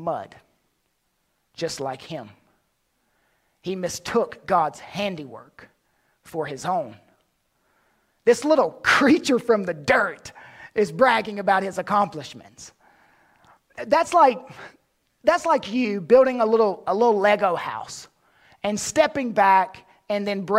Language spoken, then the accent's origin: English; North Carolina, United States; When I was younger, growing up in North Carolina, like most boys in the South, I watched wrestling